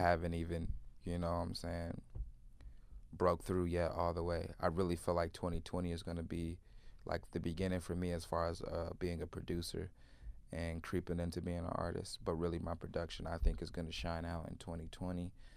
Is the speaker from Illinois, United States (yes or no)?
yes; Chicago, Illinois, United States; growing up in Chicago in the music scene